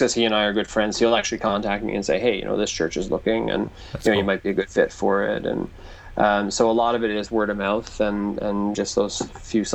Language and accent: English; Newfoundland and Labrador, Canada; I grew up in Newfoundland, which is kind of it's like the music hub of Canada, basically